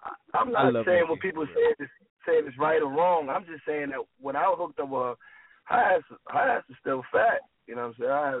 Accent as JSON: {"language": "English", "town": "New York City", "region": "New York", "country": "United States", "tie": "born or raised there", "said": "I'm from Harlem, New York City."}